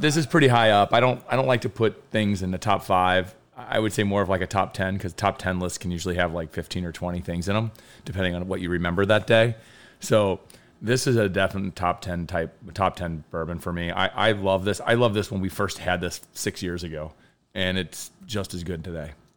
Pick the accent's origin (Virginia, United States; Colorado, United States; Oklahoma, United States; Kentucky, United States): Kentucky, United States; I'm from Kentucky and every man drinks it there.